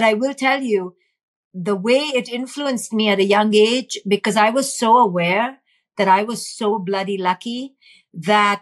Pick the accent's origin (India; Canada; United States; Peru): India; in India, growing up in India, watching poverty